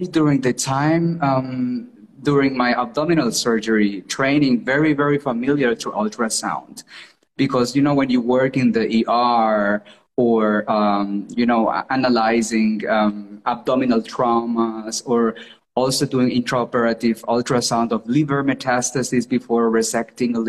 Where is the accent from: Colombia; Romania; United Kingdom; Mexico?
Colombia; English is a second language; moved away as an adult; now in Germany; my hometown. I'm from Colombia.